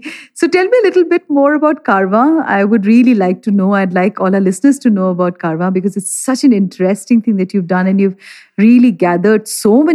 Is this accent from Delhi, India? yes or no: yes; Delhi, India; I'm from Delhi